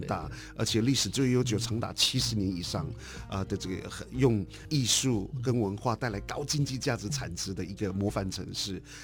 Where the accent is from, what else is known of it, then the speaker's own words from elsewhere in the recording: Yuli, Hualien County, Taiwan; moved away as an adult; also born or lived in London; now in Edinburgh, United Kingdom; 我小的时候就出生在一个，呃，天高地阔的华东纵谷